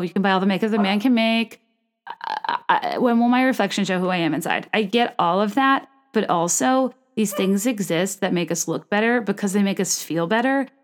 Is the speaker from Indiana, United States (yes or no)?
no; Richmond, Virginia, United States; moved away; Richmond, Virginia, my hometown